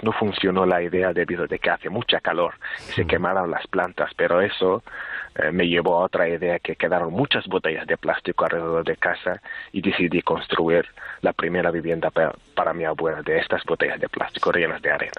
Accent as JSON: {"language": "Spanish", "area": "Sahrawi refugee camps", "region": "Tindouf", "country": "Algeria", "tie": "born or raised there", "said": "yo nací aquí en los campamentos, nací y crecí en los campamentos"}